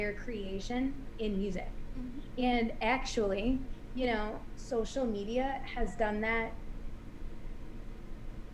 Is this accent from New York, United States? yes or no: yes; Buffalo, New York, United States; I grew up with my parents and my two sisters in Buffalo, New York.